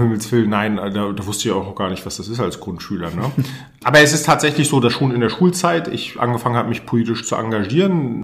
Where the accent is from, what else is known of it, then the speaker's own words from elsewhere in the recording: Mecklenburg-Vorpommern, Germany; also born or lived in Cologne / Berlin; hier mein Heimatbundesland nach Mecklenburg-Vorpommern nach dem Studium äh, zurückgekommen bin, also ich habe in Köln und in Berlin studiert